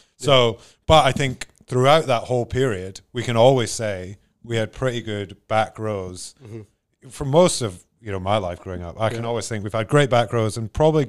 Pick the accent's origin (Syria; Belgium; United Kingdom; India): United Kingdom; Scotland; We're so Scottish